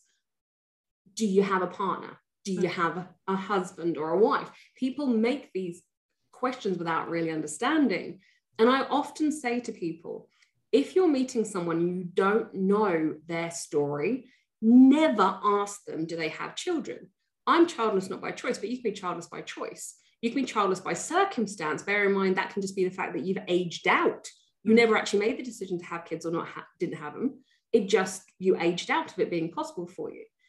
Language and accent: English; England, United Kingdom; I'm British, I'm English